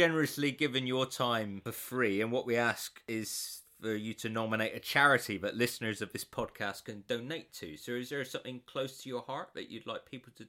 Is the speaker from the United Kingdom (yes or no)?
yes; Plymouth, South West England, United Kingdom; Plymouth, originally.